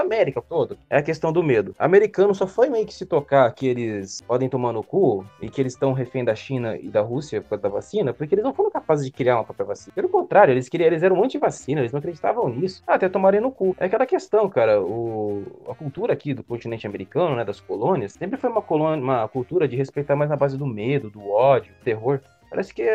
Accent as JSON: {"language": "Portuguese", "country": "Brazil", "said": "eu sou brasileiro"}